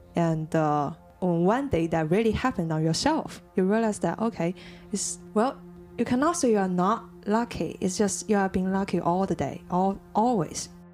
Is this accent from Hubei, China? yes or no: yes; Jingmen, Hubei, China; moved away; also born or lived in Wuhan; I'm from Jingmen.